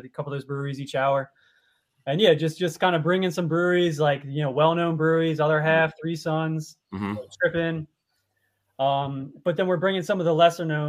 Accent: outside of Philadelphia, Pennsylvania, United States; I grew up outside of Philly

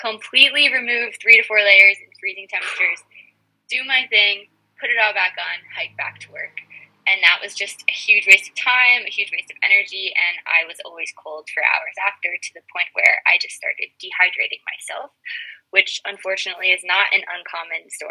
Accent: Western Maryland, United States; I grew up in the Appalachian Mountains of Western Maryland

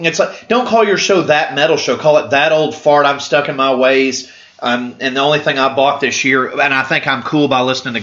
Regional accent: Canada; I'm Canadian

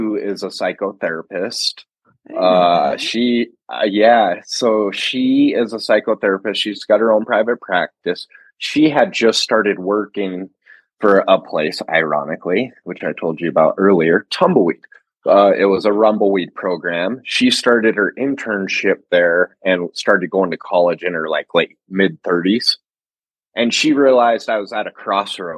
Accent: Montana, United States; I grew up in Montana

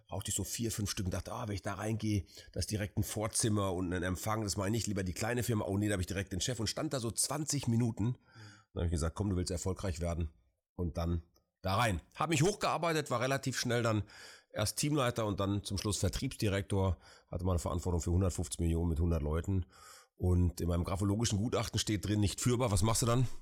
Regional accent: Essen, North Rhine-Westphalia, Germany; auch vielleicht witzig und ein bisschen äh, salopp als Essener Junge gesprochen.

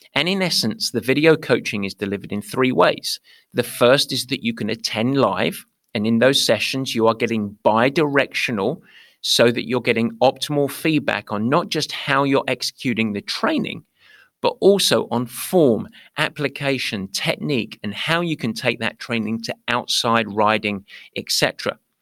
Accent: London, United Kingdom; accent: East London; moved away as an adult; now in United States; I grew up in East London

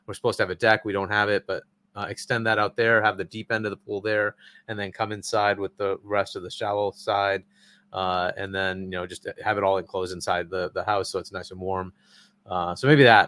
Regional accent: Cambridge, Massachusetts, United States; I was born in Cambridge because that's where dad went. Because that's where Harvard is. And then they moved out. So I am in the suburbs outside.

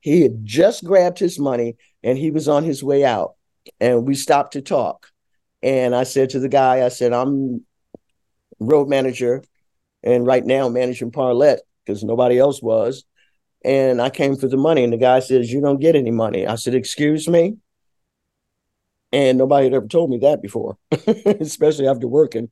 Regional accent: Detroit, Michigan, United States; I'm from Detroit, Michigan

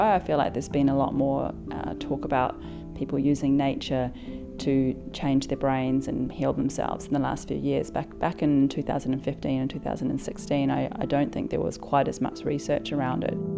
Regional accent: New Zealand; now in Sydney, Australia; I live in Sydney, Australia, but I'm originally from New Zealand.

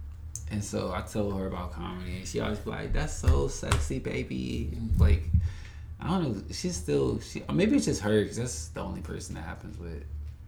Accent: the South, United States; Because you know, growing up in the South, you think, let me pray it away

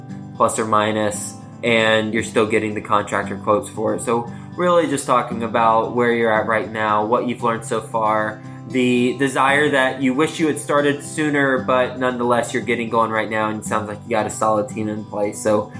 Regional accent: Fort Worth, Texas, United States; I'm from Fort Worth.

